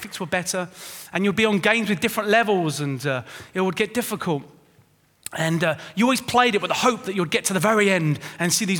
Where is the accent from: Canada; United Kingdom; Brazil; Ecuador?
United Kingdom; London; My brother and I, we grew up in Winchmore Hill with Mum and Dad in North London